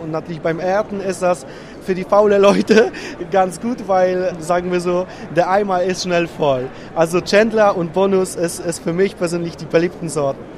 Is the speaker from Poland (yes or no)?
yes; Łódź, Łódź Voivodeship, Poland; German is a second language; Wir kommen aus zentraler Stadt aus Polen, aus Lodz